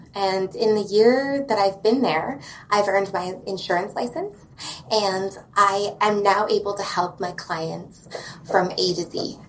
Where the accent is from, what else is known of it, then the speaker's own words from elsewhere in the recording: Edmonton, Alberta, Canada; also born or lived in Calgary / Lethbridge; now in Kelowna, Canada; I was born in Calgary, but I was raised in Edmonton and then Lethbridge for my teenage